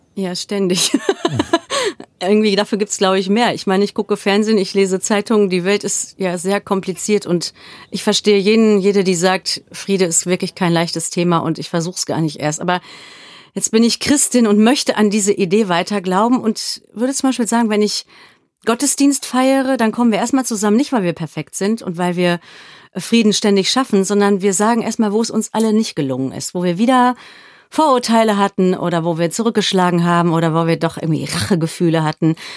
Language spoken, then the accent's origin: German; Germany; also born or lived in South Africa; ich war als Deutsche